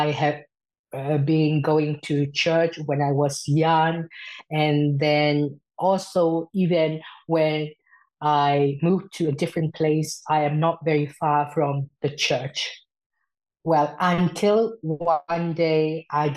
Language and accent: English; Myanmar; moved away as an adult; now in Sweden; I am originally from Myanmar